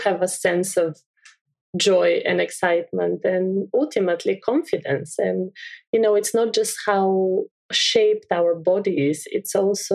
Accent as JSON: {"language": "English", "country": "Bulgaria", "tie": "born or raised there", "said": "I'm from Bulgaria. I grew up with these beautiful fields."}